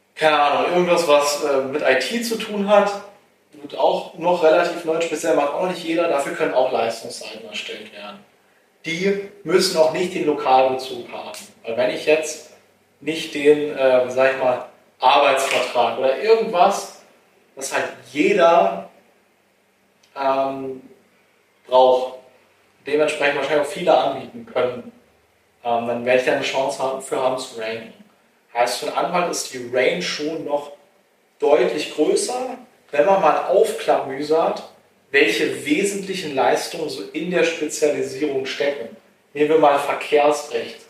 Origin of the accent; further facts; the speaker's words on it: Treuenbrietzen, Brandenburg, Germany; ich komme zum Beispiel aus Treuenbrietzen ursprünglich und äh, Treuenbrietzen ist eine Kleinstadt